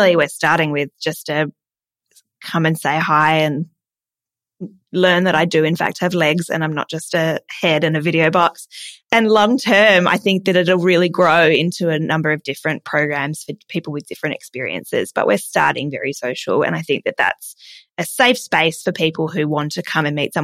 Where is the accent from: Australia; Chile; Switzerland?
Australia; Adelaide, South Australia; moved away; I'm from Adelaide, but I am.